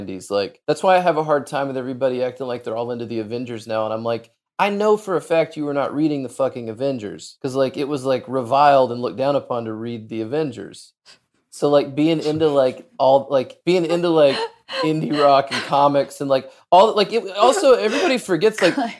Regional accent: Arkansas, United States; born or raised there; moved away

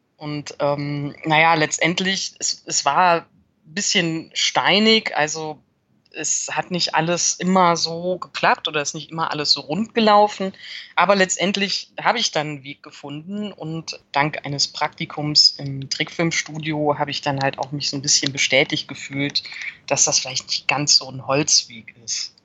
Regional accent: Cologne, North Rhine-Westphalia, Germany; ich bin in Köln geboren und mein Vater ist auch schon seit den 70ern in Köln

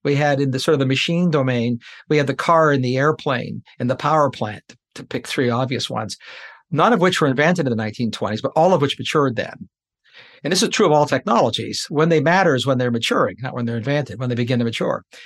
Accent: Canada; I'm a Canadian

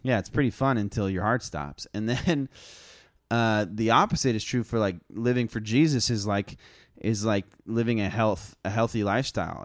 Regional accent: United States; as Americans, especially as American Christians

